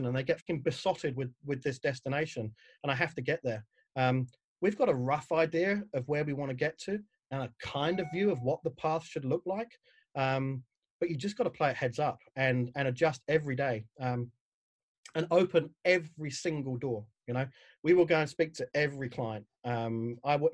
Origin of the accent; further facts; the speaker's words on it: London, United Kingdom; moved away as an adult; now in New Zealand; I'm a Pom. So I grew up in Southeast London. I moved over here about 12, 14 years ago.